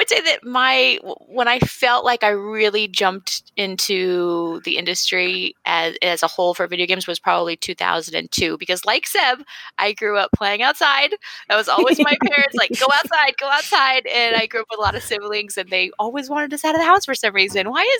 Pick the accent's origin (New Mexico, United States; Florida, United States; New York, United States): New Mexico, United States; Santa Fe; moved away; I'm from Santa Fe, New Mexico